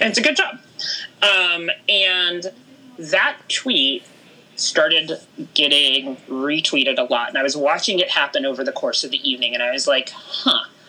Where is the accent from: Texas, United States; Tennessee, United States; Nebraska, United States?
Texas, United States; Houston; I grew up in Houston, Texas